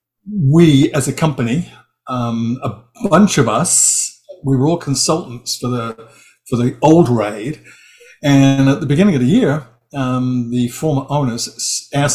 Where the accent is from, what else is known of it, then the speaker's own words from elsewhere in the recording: Hampshire Berkshire border, South East England, United Kingdom; also born or lived in East End of London; I was born in the East End of London. I grew up on the Hampshire Berkshire border